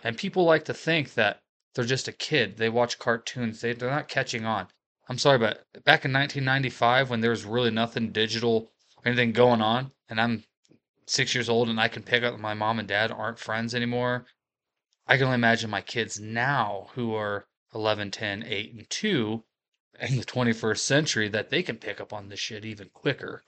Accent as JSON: {"language": "English", "region": "Appalachia", "country": "United States", "said": "Appalachian American"}